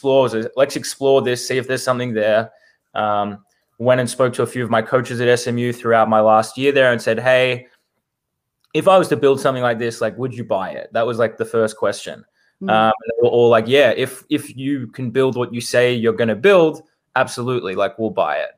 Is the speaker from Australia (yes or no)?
yes; Melbourne, Victoria, Australia; moved away as an adult; now in United States; born and raised in Melbourne, Australia